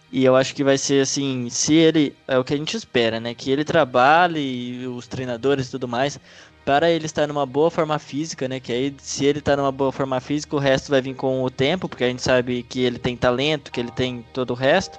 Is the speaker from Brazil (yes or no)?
yes; Brazil; como brasileiro